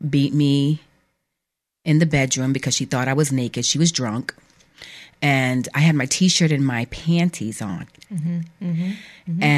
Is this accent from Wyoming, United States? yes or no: no; New Bedford, Massachusetts, United States; I grew up in New Bedford, Massachusetts